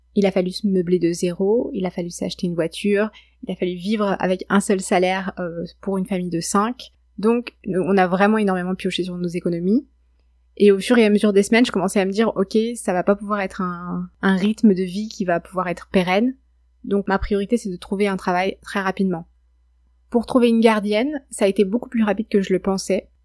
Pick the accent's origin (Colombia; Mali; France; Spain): France; accent: French; moved away as an adult; now in Quebec, Canada; mon accent français